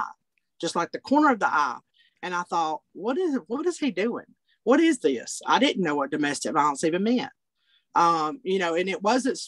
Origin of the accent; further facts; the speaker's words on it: Altoona, Alabama, United States; I am from Alabama. I'm from a small community and a county called Blount County, Alabama. And I grew up actually in a little town called Altoona.